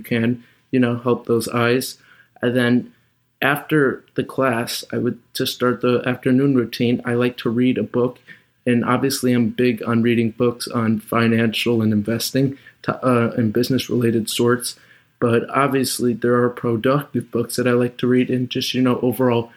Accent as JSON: {"language": "English", "town": "Chicago", "region": "Illinois", "country": "United States", "said": "I'm from Chicago"}